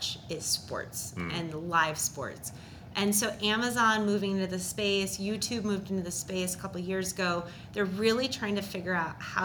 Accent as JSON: {"language": "English", "region": "Minnesota", "country": "United States", "said": "I'm from Minnesota"}